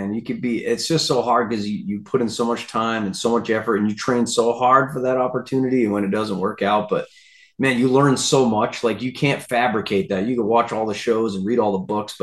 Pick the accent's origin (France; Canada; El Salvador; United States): United States; Rhode Island; moved away as an adult; now in Montana, United States; We grew up in Rhode Island